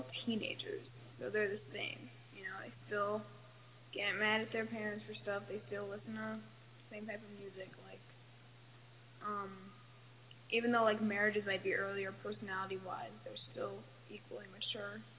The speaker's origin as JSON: {"language": "English", "town": "New York City", "region": "New York", "country": "United States", "said": "I'm from New York City"}